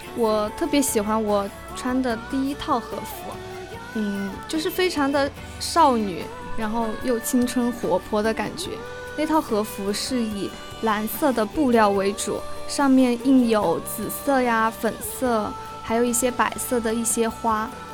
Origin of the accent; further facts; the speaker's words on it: Sichuan, China; moved away; 因为我来自四川嘛